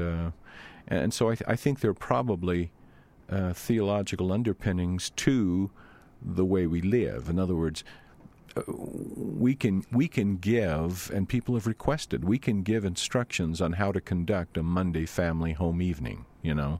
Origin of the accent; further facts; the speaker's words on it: Louisiana, United States; moved away; I grew up in Louisiana.